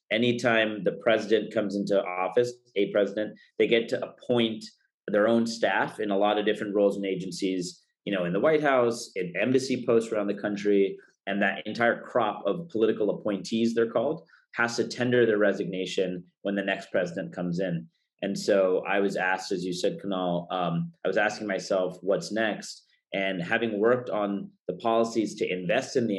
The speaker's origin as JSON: {"language": "English", "town": "Fremont", "region": "California", "country": "United States", "tie": "born or raised there", "also_born_or_lived": "Washington, D.C.", "said": "I grew up here in the Bay Area in Fremont, went to the illustrious Mission San Jose High School"}